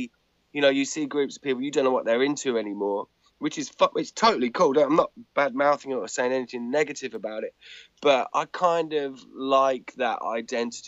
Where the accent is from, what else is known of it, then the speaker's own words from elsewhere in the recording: England, United Kingdom; also born or lived in just outside London; I'm English and live just outside London